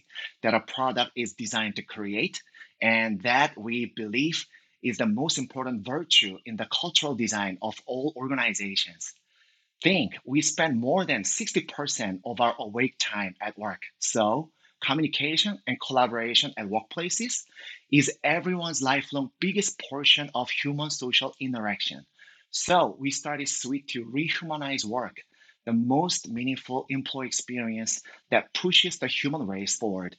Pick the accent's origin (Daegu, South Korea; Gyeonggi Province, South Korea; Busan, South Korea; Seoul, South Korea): Seoul, South Korea; English is a second language; moved away as an adult; now in United States; And actually, I moved to the Bay Area from Seoul, Korea a few years ago, but I have been spending most of my time building the product in Seoul.